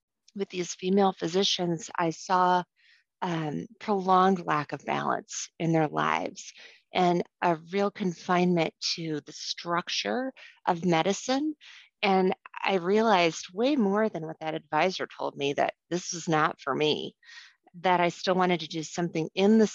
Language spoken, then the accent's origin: English; St. Louis, Missouri, United States; now in Iowa, United States; I was raised in St. Louis